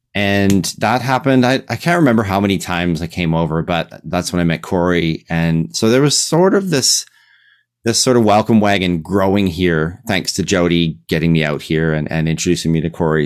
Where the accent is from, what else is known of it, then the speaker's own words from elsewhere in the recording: Regina, Saskatchewan, Canada; I'm from Regina.